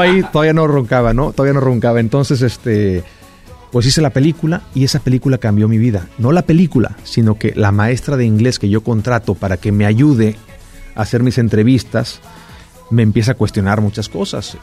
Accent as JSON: {"language": "Spanish", "town": "Xicoténcatl", "region": "Tamaulipas", "country": "Mexico", "tie": "born or raised there", "also_born_or_lived": "Ciudad Mante, Tamaulipas / Mexico City / Miami / Los Angeles", "moved": "as an adult", "said": "Yo nací en Ciudad Mante, Tamaulipas, crecí en Jico, en Jicotencal, Tamaulipas"}